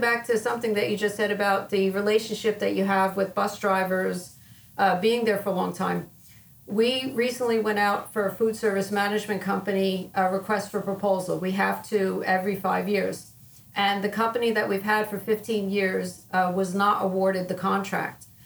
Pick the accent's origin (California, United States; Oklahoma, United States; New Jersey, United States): New Jersey, United States; Wayne; I grew up in Wayne, New Jersey, which is North Jersey, about probably about a half an hour away from New York City.